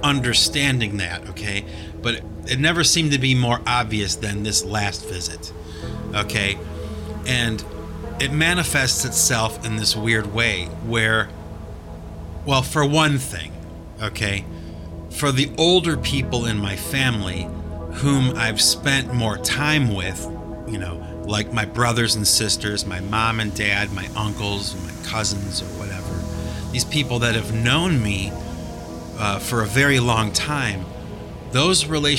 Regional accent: Cleveland, Ohio, United States; now in Massachusetts, United States; when I go back to Cleveland, yes, it's my hometown. Yes, I go back to visit the home that I was raised in and grew up

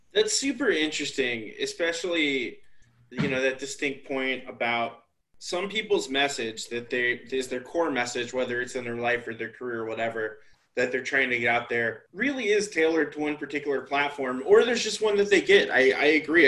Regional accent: Atlanta, Georgia, United States; moved away as an adult; also born or lived in New York; I'm from Atlanta.

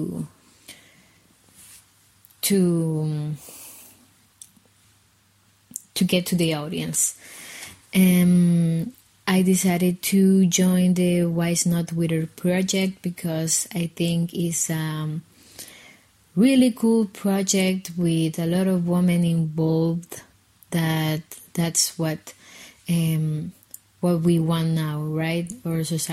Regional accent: Guatemala City, Guatemala Department, Guatemala; I'm from Guatemala City

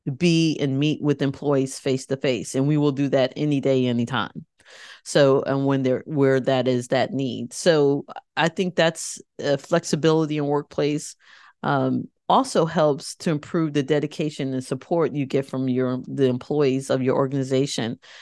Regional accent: Connecticut, United States; I grew up in Connecticut

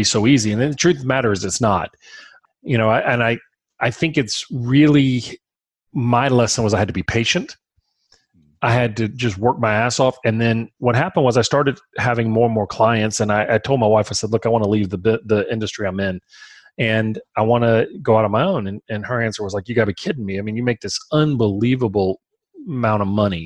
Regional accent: Baton Rouge, Louisiana, United States; We're from Baton Rouge.

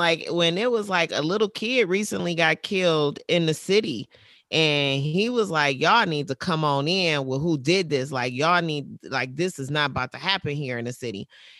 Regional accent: Detroit, Michigan, United States; I'm from Detroit, so I love Trick.

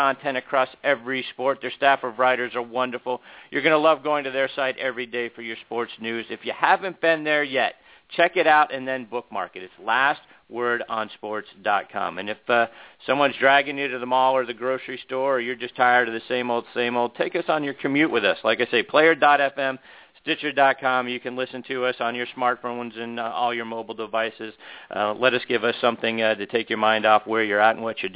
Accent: Pittsburgh, Pennsylvania, United States; my hometown in Pittsburgh

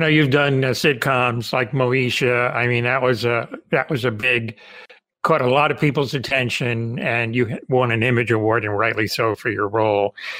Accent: Cuba; moved away; I'm Cuban. I was born in the Caribbean

